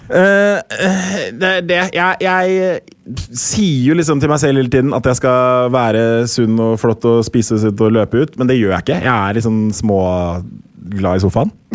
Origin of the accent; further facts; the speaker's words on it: Norway; also born or lived in United States; jeg ble født i USA. Og så Seks uker etter jeg ble født, så eh, dro jeg til Norge